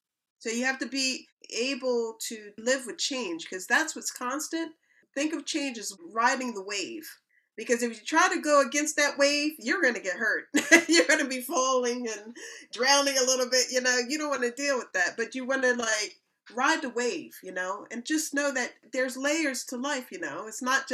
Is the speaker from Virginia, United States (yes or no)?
no; Philadelphia, Pennsylvania, United States; now in United Kingdom; moving to England. I'm coming from Philadelphia, Pennsylvania.